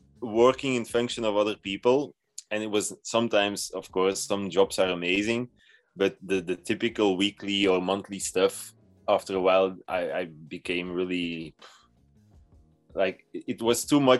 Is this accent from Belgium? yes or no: yes; Belgium; I'm from Belgium and I'm 32 years old